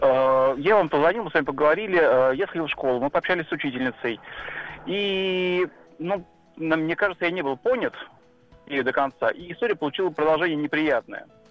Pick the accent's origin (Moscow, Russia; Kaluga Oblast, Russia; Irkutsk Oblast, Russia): Kaluga Oblast, Russia; я из Калуги, на самом деле мы из Калужской области, и у нас не так велик выбор учебных заведений